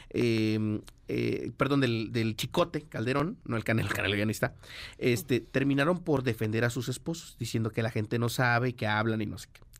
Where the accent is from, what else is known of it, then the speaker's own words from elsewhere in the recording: Mexico City, Mexico; O sea, yo no soy chilanga si, nací aquí.